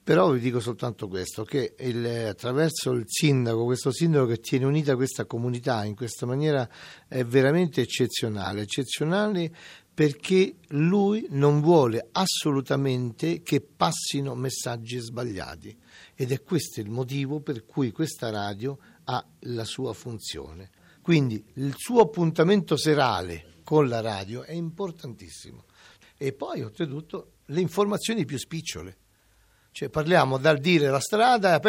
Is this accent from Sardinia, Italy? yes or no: no; Amatrice, Lazio, Italy; moved away; also born or lived in Rome; sono nato qui ad Amatrice. Sono nato esattamente al Francesco Grifoni, il nostro ospedale